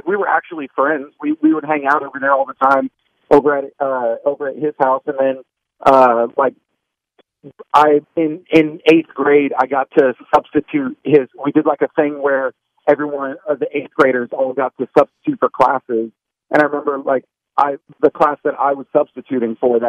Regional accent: Edgewater, Florida, United States; we grew up in, my little brother and I, we grew up in Edgewater in New Smyrna down near Daytona

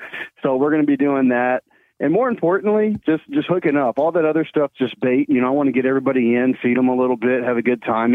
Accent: Mansfield, Texas, United States; Here in Mansfield, Texas, here in my hometown

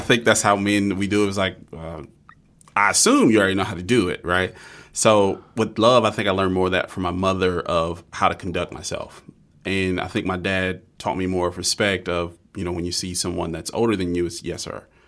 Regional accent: Georgia, United States; I grew up in Georgia.

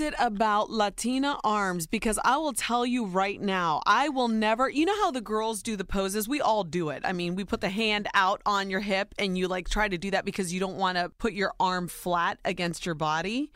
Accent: Ohio, United States; Soy Nicaraguense, but I was born and raised in Ohio

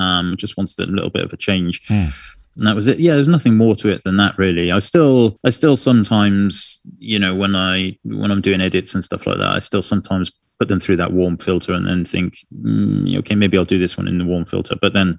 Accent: San Diego, California, United States; Anyway, I am from San Diego, California, and I mostly photograph documentary style of family in everyday life.

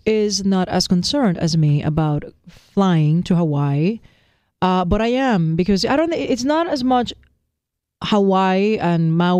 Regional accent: Puerto Rico; moved away; I'm blessed as a Puerto Rican to be an American citizen.

